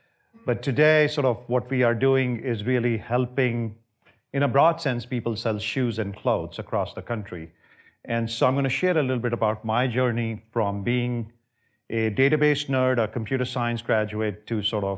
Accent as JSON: {"language": "English", "country": "India", "tie": "born or raised there", "also_born_or_lived": "multiple cities in India", "moved": "as an adult", "said": "So I grew up in India. I was there for the first 19 years of my life. I came here in 87 when I was 19 years old. I grew up primarily in multiple different cities."}